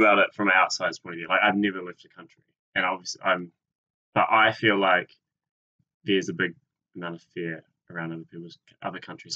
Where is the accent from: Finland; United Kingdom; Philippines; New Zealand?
New Zealand; as a New Zealander